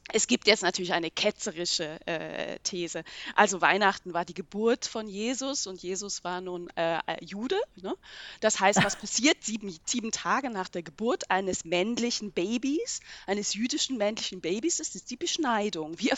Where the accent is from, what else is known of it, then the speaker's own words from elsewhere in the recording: Switzerland; Schweizer Sozialisation in den 1980er Jahren aufgewachsen.